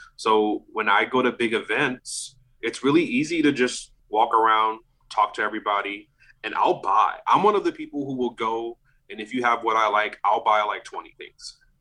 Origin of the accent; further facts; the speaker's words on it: New Orleans, Louisiana, United States; moved away as an adult; now in Austin, United States; I'm from New Orleans